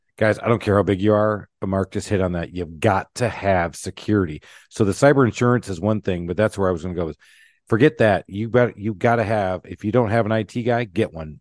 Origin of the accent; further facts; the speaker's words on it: Michigan, United States; I grew up in Michigan, uh, in the auto world